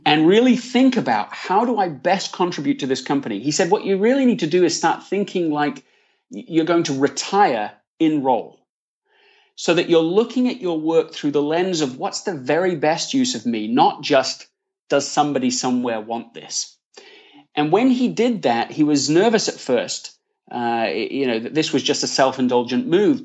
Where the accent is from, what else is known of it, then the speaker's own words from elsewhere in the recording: Leeds, Yorkshire and the Humber, United Kingdom; accent: English; moved away as an adult; also born or lived in London, England / United States; now in California, United States; I was born in London, England, Uh, grew up in Leeds, in the north of England, and have spent the last fifteen years in the U S. I'm currently based in California.